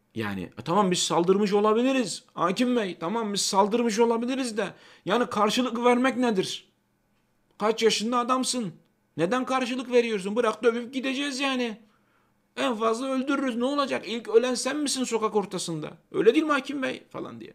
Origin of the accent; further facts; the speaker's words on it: Kozan, Adana, Turkey; moved away; ben Çukurovalıyım. Yani benim çocukluğumda portakal bahçesi olan yerler